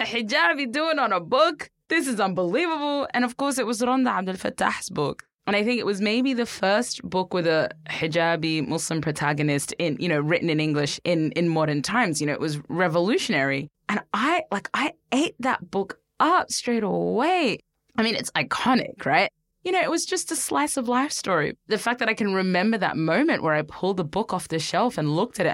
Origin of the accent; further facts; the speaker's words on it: Brisbane, Queensland, Australia; I was growing up in Brisbane in the 90s and 2000s.